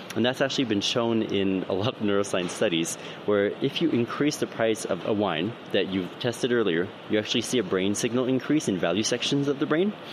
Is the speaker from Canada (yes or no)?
yes; Canada; now in United Kingdom; I'm an immigrant. I'm from Canada